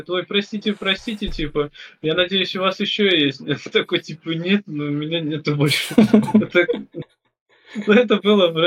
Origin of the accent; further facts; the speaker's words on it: Mordovia, Russia; Я чего? Я, я нифига, я Мордва.